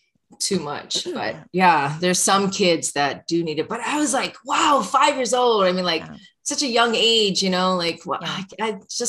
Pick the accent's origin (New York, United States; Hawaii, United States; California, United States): Hawaii, United States; Honolulu; Marnie and I grew up in Hawaii Kai